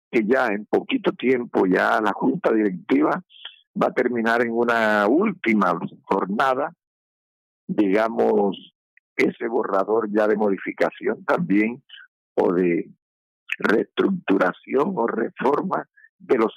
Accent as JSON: {"language": "Spanish", "country": "Colombia", "said": "personas que nos quieren representar como magisterio colombiano, como educación pública"}